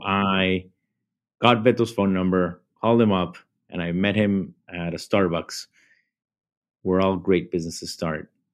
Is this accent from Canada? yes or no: no; Bogota, Colombia; moved away as an adult; now in United States; I grew up in Bogota, Colombia.